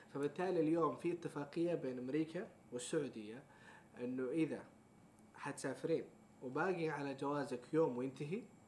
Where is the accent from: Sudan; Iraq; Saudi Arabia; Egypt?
Saudi Arabia; احنا كسعوديين